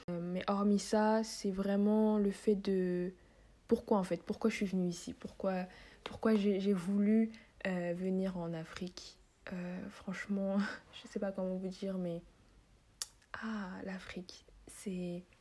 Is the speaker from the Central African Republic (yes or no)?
yes; Central African Republic; à chaque fois que tu demandes à un Centrafricain d'où tu viens et que tu réponds donc je viens de la Centrafrique